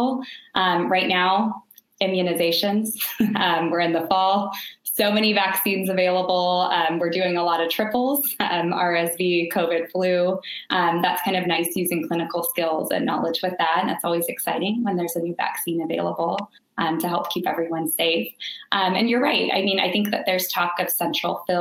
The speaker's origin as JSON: {"language": "English", "area": "Bay Area, Silicon Valley", "region": "California", "country": "United States", "tie": "born or raised there", "also_born_or_lived": "San Diego", "said": "I grew up in the Bay Area, Silicon Valley"}